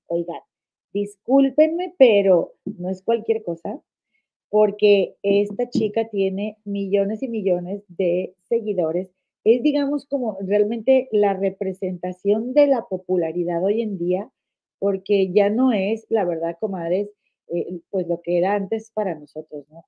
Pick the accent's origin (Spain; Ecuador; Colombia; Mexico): Mexico; Monterrey, Nuevo León; now in United States; en Nuevo León, en mi estado donde yo nací